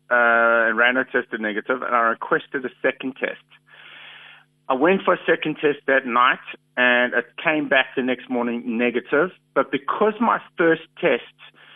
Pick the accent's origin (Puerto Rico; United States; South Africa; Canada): South Africa; I'm proudly South African